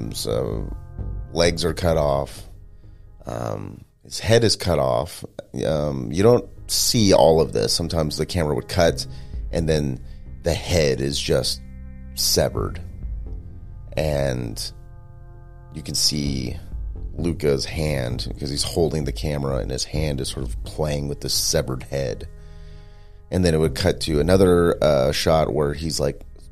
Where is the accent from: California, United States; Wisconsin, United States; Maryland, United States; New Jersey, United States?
California, United States; Stockton; in Northern California near where I grew up in Stockton